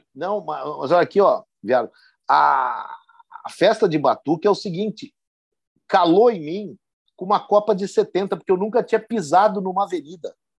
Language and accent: Portuguese; São Francisco de Paula, Rio Grande do Sul, Brazil; eu sou de São Chico de Paula